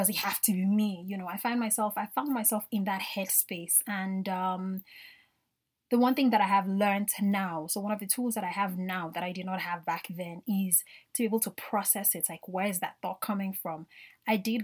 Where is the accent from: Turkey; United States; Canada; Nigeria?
Nigeria; I grew up in Nigeria